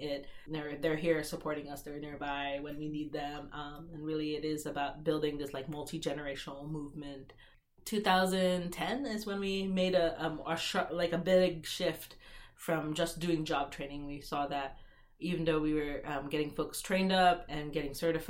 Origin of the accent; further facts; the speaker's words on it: Seattle, Washington, United States; I grew up in Seattle